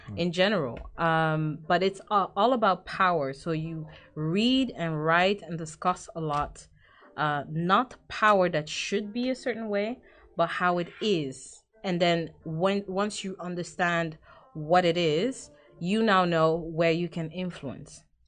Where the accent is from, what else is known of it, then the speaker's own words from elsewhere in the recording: The Hague, South Holland, Netherlands; I grew up in The Hague